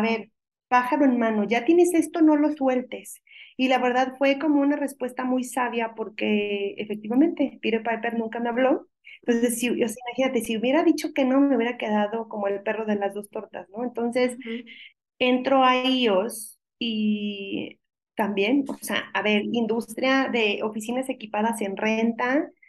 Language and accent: Spanish; Mexico; como buena mexicana